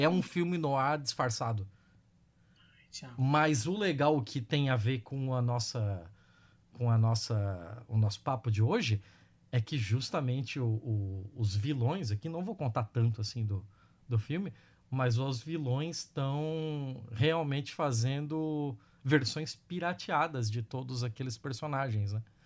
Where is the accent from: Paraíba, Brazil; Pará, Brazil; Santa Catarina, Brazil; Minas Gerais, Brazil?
Santa Catarina, Brazil; Joinville; Eu sou de Joinville